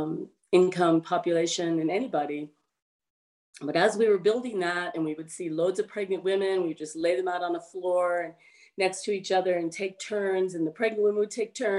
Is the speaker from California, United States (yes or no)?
yes; Southern California, United States; moved away as an adult; also born or lived in Humboldt County, California; now in Northern California, United States; where I grew up in Southern California